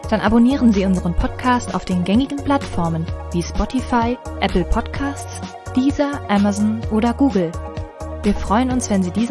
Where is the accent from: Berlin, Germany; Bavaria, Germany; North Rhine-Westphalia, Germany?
Berlin, Germany; Ich komme ja aus Berlin, also vielleicht gerne auch einmal mal am Standort in Berlin